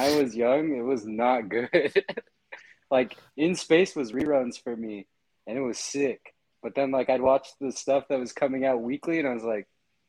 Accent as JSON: {"language": "English", "region": "Arizona", "country": "United States", "said": "I'm from Arizona. I'm just from Arizona."}